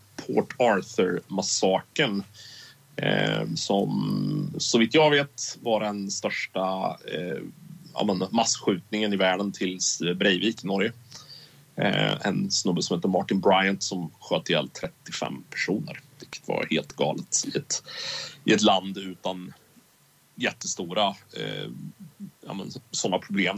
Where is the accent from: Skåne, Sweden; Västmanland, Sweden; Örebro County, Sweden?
Örebro County, Sweden; Karlskoga; min hemstad